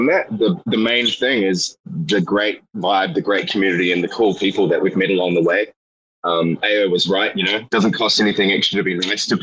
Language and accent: English; New Zealand; I'm from New Zealand